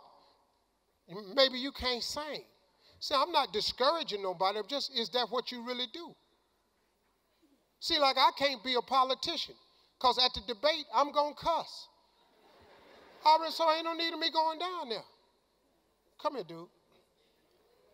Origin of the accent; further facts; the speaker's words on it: Cleveland, Ohio, United States; I'm from Cleveland